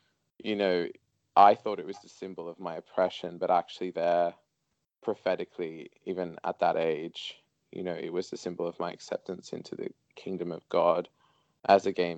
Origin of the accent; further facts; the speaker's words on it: Sydney, New South Wales, Australia; growing up in Sydney, Australia